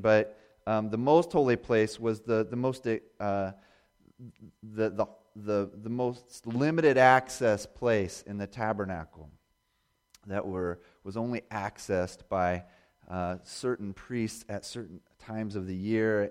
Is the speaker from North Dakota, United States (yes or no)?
no; Indiana, United States; also born or lived in Bozeman, Montana; I grew up in Indiana